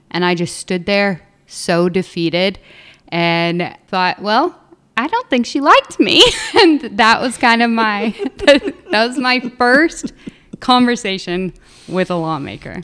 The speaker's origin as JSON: {"language": "English", "region": "Southern Illinois", "country": "United States", "tie": "born or raised there", "moved": "as an adult", "said": "I grew up in Southern Illinois, so a very small town of about three thousand folks"}